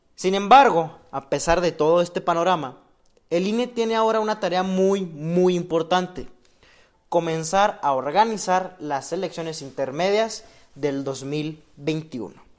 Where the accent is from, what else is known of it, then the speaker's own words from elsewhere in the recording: Mexico; nosotros como mexicanos